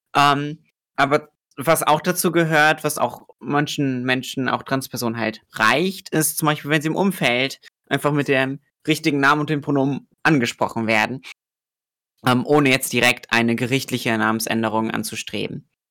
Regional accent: Germany; ich komme aus Deutschland

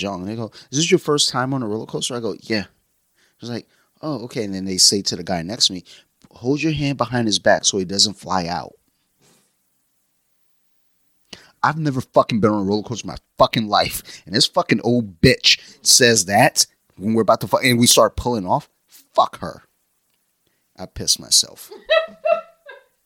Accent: Michigan, United States; I'm from Michigan.

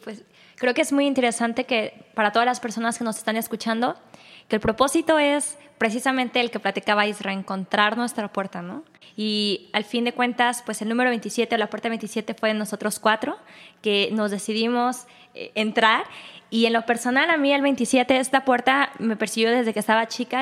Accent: Guadalajara, Jalisco, Mexico; también soy mexicana de Guadalajara. Yo sí nací acá

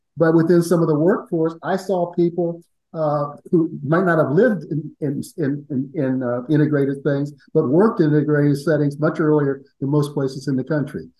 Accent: Columbus, Ohio, United States; I grew up in Columbus, Ohio.

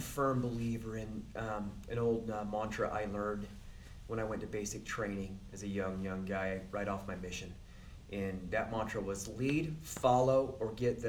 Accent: Utah, United States; I'm from Sanpete County.

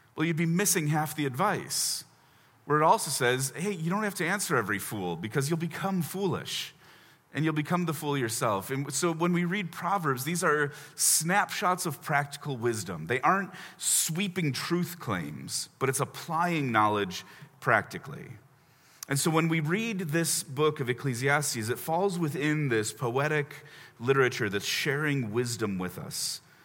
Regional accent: Chicago, Illinois, United States; also born or lived in Indianapolis, Indiana; now in Washington, D.C., United States; I grew up in Chicago, but served a church in Indy for four years.

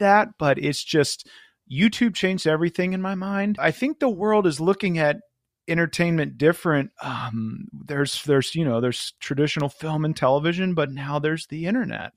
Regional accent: Florida, United States; I was from Florida

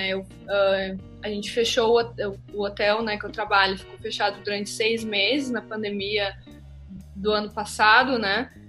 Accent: Australia; now in Brazil; eu vim né, da Austrália, que é um país, né, eu aprendi né, a trabalhar nos meios de restaurantes, serviços, hospitalidade lá

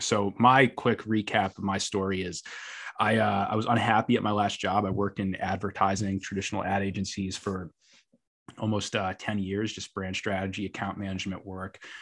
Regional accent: New York City, New York, United States; as a New Yorker

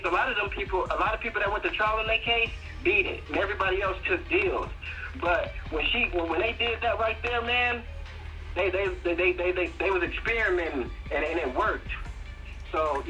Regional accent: Chicago, Illinois, United States; I'm from Chicago.

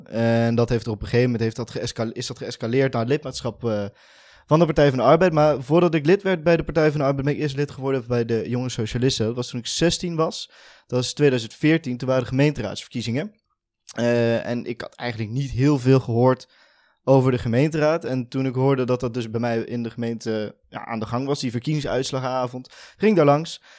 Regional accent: Veldhoven, North Brabant, Netherlands; ik kom uit Veldhoven, is een dorpje naast Eindhoven.

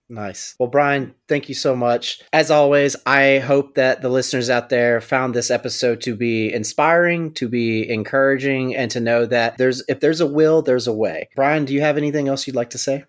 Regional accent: Louisiana, United States; now in Los Angeles, United States; I'm from Louisiana

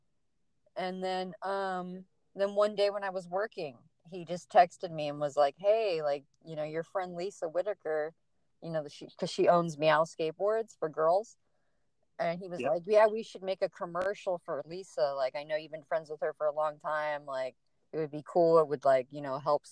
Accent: Southern California, United States; I'm born and raised in Southern California

